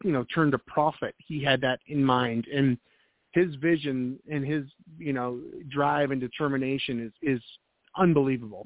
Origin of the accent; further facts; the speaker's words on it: Boston, Massachusetts, United States; also born or lived in New Hampshire; now in Raleigh, United States; I'm originally from New England, so I'm a Boston guy, and then I moved to New Hampshire